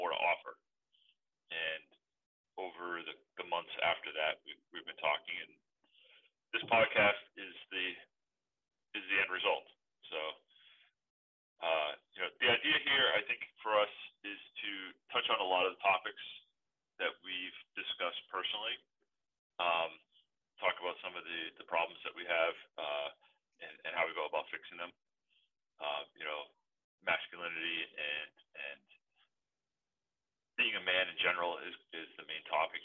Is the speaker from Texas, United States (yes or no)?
no; Massachusetts, United States; now in Long Island, United States; I live on Long Island. I am not from here. Massachusetts, originally